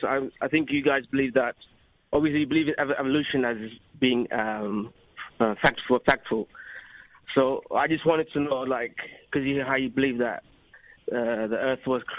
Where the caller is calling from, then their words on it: Adelaide, South Australia, Australia; I'm calling from Australia.